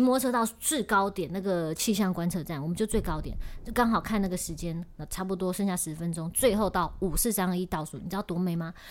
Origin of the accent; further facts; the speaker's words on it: Taiwan; 我们台湾人